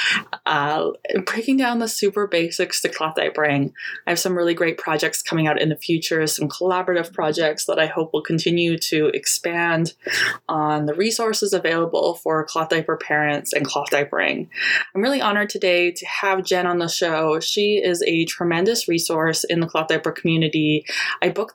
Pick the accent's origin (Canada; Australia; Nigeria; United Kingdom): Canada; as a Canadian who rarely gets any sunshine